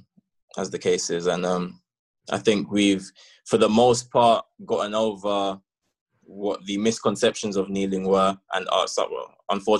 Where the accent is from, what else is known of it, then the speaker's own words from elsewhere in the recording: London, United Kingdom; moved away; growing up in London and being a football man was amazing